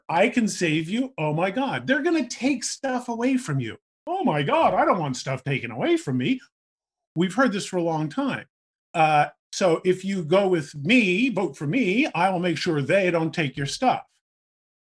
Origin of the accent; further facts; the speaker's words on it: New York, United States; I grew up in New York. I lived in New York in the 80s